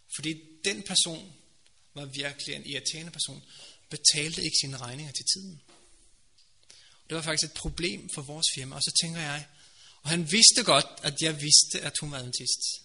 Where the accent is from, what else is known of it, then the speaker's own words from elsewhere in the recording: Norway; Danish is a second language; now in Denmark; Jeg er også fremmed, jeg kommer fra Norge